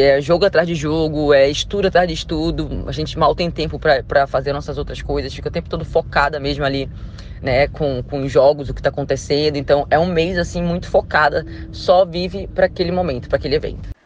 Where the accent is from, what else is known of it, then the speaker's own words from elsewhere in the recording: Macapá, Amapá, Brazil; moved away; Eu saí lá de Macapá